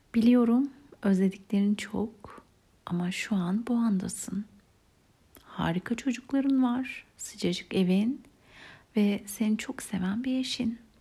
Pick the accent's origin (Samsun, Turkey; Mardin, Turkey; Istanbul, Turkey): Istanbul, Turkey; Beşiktaş'ta büyüdüm, o civarda okudum.